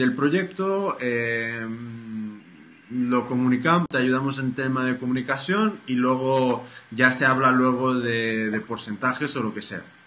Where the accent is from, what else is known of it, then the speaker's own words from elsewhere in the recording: United States; soy, soy americano